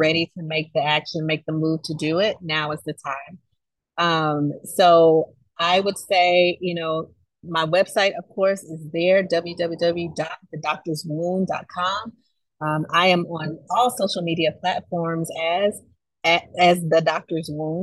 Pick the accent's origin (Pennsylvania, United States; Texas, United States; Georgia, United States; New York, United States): Georgia, United States; Camilla; I grew up in Camilla, Georgia.